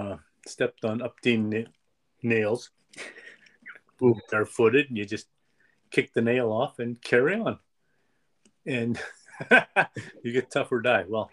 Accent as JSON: {"language": "English", "region": "Western Canada", "country": "Canada", "said": "Also, being Native Canadian or First Nations is in Western Canada, lesser today, but more so in those days."}